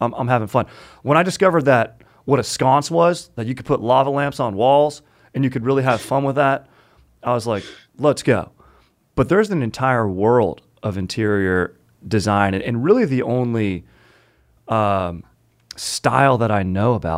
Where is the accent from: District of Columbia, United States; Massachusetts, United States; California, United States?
California, United States; Orange County; in OC where I grew up